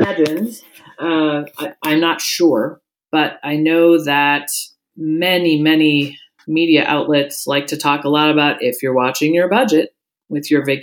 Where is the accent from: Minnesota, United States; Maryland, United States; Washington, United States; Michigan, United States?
Washington, United States; Seattle; moved away as an adult; now in Anchorage, United States; I grew up down in Seattle